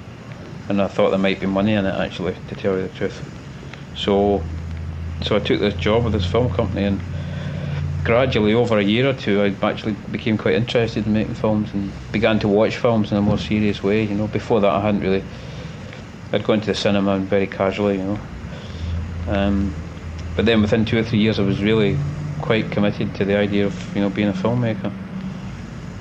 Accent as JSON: {"language": "English", "town": "Glasgow", "region": "Scotland", "country": "United Kingdom", "tie": "born or raised there", "said": "In Glasgow, yeah. In Glasgow. Born and raised in Glasgow"}